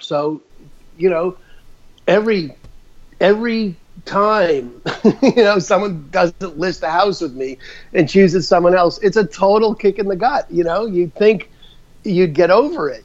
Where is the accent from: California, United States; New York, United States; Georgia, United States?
New York, United States; moved away as an adult; also born or lived in Albuquerque, New Mexico / Phoenix / Seattle; I'm originally from New York, so my life's story is I'm a, you know, grew up in New York